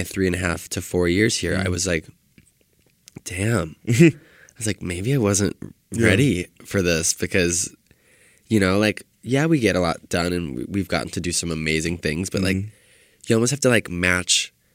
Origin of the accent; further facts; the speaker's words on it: Detroit, Michigan, United States; now in Los Angeles, United States; I'm from Detroit, Michigan